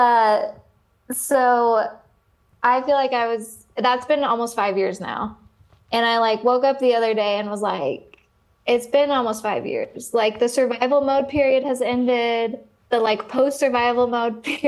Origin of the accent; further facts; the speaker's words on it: Oregon, United States; moved away as an adult; I grew up in Oregon. I came out here for college